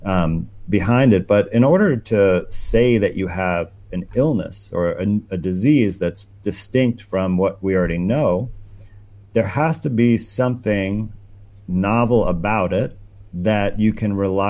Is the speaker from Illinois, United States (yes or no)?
no; New York, United States; my home state of New York